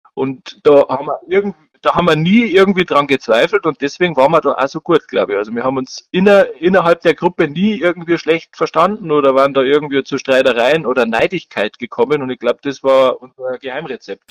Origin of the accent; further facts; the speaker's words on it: Bavaria, Germany; Ich als Bayer